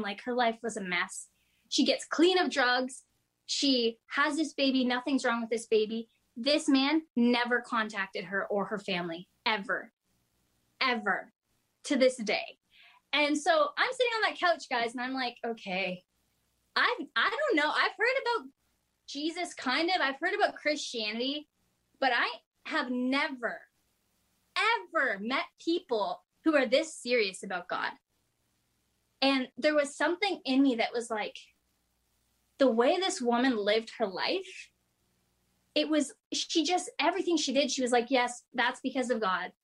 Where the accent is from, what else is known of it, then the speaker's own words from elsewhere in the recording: Kingston, Ontario, Canada; I'm from Kingston, Ontario. Um, actually, I grew up in the country in a rural area outside of Kingston.